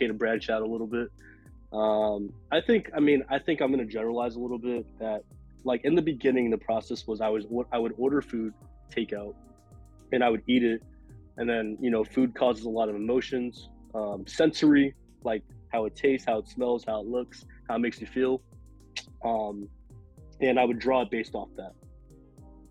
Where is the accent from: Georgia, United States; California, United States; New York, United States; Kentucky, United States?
New York, United States; New York City; I'm from New York, born and raised in Queens.